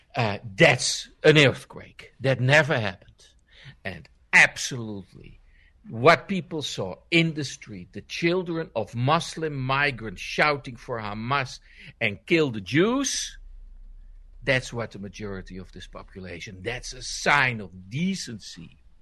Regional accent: Netherlands

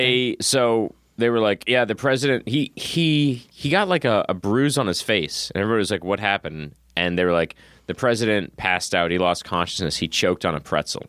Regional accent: Massachusetts, United States; I'm from Massachusetts

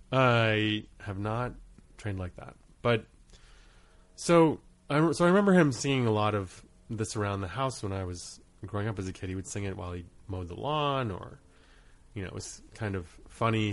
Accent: Portland, Maine, United States; moved away as an adult; also born or lived in Rhode Island / Guam / Kauai / Truk; starting at age six, I grew up in Maine. And when I left school, for school at the age of 18, we had stayed there for the majority of my childhood

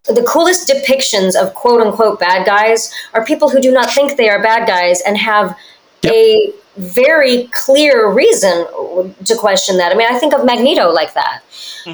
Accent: United States; I grew up in America, so I speak Spanish and French

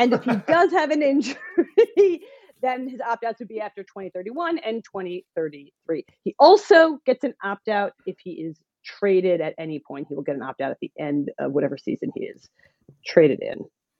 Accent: Philadelphia, Pennsylvania, United States; also born or lived in New Jersey; now in New York, United States; I am from Philly and I am a Philly fan.

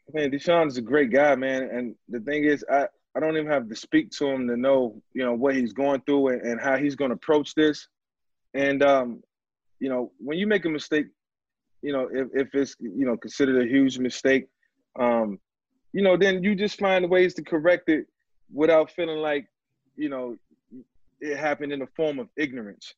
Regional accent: Newport News, Virginia, United States; now in Florida, United States; my hometown, Newport News, where, where I grew up

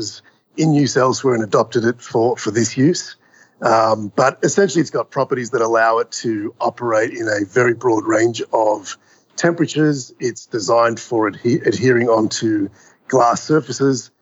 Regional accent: Melbourne, Victoria, Australia; moved away as an adult; also born or lived in New York City; I grew up in Melbourne, Australia

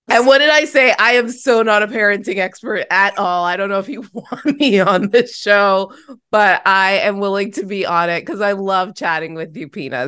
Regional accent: Toronto, Ontario, Canada; to be back in my hometown, born and raised in Toronto.

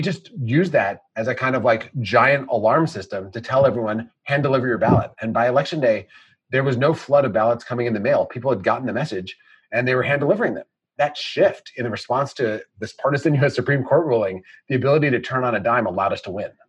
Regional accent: Wisconsin, United States; moved away as an adult; I grew up in Wisconsin.

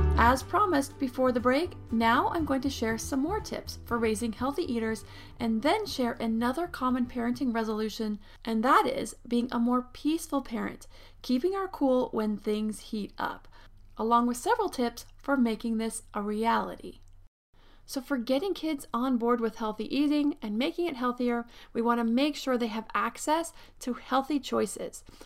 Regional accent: Pennsylvania, United States; born or raised there; now in Southern California, United States

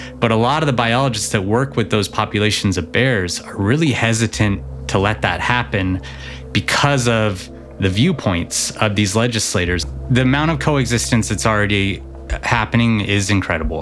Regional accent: Montana, United States; I'm from Montana. I grew up in Montana.

